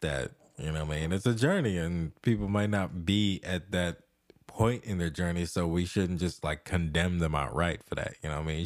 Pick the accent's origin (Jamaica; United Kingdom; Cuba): Jamaica; the whole time when I was growing up in Jamaica